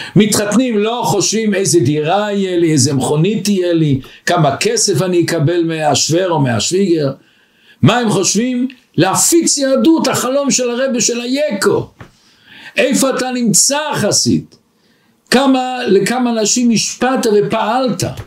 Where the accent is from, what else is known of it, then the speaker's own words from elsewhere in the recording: Israel; moved away as an adult; now in Antwerp, Belgium; אני בא מארץ הקודש